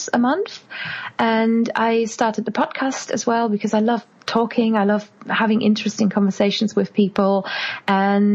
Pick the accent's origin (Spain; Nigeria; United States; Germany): Germany; English is a second language; moved away as an adult; now in United Kingdom; I am originally from Germany, and in Germany I was already really into languages